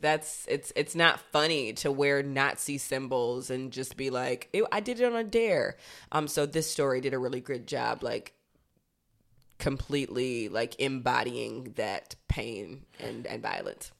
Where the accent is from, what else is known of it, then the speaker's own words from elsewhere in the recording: Georgia, United States; I'm from Georgia